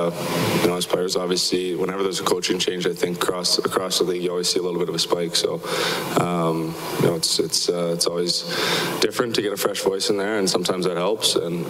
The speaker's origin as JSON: {"language": "English", "country": "Canada", "said": "just as a Canadian"}